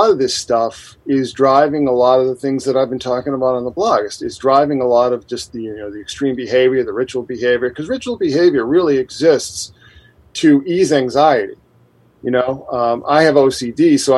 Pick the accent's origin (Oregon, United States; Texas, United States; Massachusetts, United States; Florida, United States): Massachusetts, United States; Boston; moved away; I'm actually originally from Boston